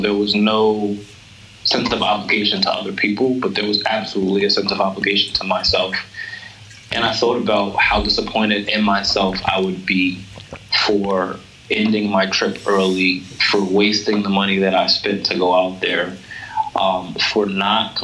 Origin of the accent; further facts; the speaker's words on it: United States; I'm American